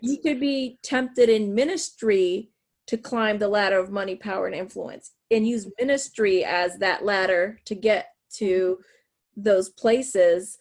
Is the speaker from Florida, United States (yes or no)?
no; south of Erie, northwest Pennsylvania, United States; also born or lived in Puerto Rico / California; most of my life I grew up in the north, uh, northwest Pennsylvania, south of Erie, Pennsylvania